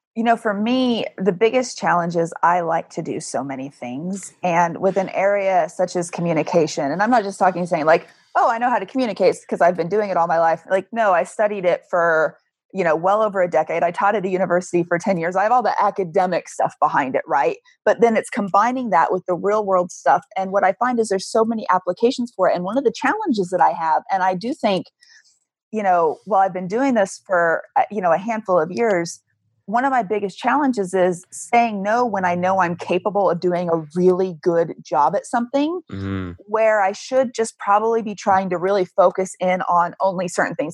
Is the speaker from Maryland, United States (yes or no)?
no; Kansas, United States; moved away as an adult; also born or lived in Arizona; I moved from Kansas to Arizona and realized that four years of high school Spanish in Kansas meant nothing